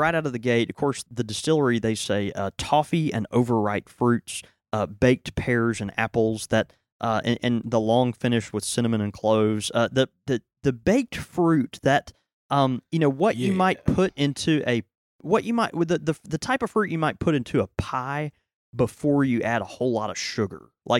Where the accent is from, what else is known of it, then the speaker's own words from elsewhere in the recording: Houston, Texas, United States; born there; Have I ever told you I was born in Houston?